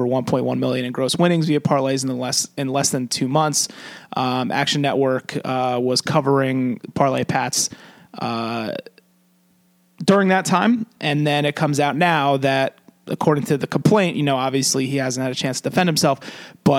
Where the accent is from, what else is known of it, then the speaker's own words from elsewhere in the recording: New Jersey, United States; we're more of a New Jersey centralized podcast, just because we're from New Jersey